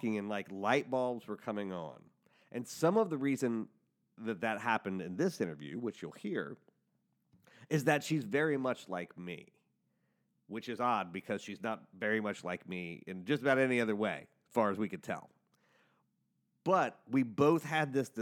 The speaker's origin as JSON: {"language": "English", "town": "Cincinnati", "region": "Ohio", "country": "United States", "said": "we're both from Cincinnati"}